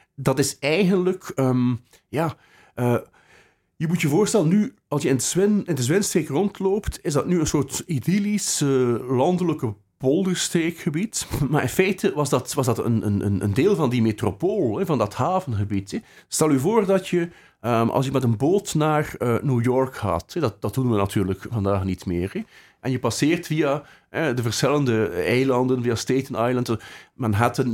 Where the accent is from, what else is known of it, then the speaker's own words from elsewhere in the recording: Bruges, Flanders, Belgium; now in Ghent, Belgium; Ik ben, eh, geboren in de, in de Lanen, eh, vlakbij het zand, in het centrum, eh, van Brugge.